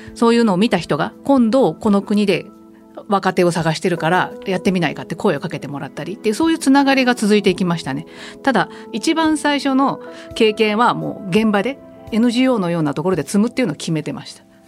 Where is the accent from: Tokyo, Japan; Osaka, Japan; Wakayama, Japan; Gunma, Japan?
Gunma, Japan; rural Gunma Prefecture, Japan; もともとは私あの群馬県の田舎出身